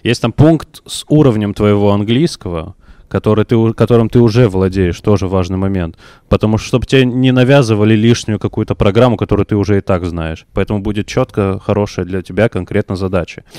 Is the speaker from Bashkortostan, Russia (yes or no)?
no; Nartkala, Kabardino-Balkaria, Russia; я же из Нордкалы, это очень, это ну, невероятно маленький город